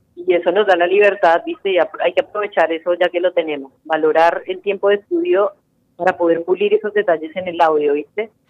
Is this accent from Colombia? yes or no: yes; Colombia; now in Argentina; como decimos en Colombia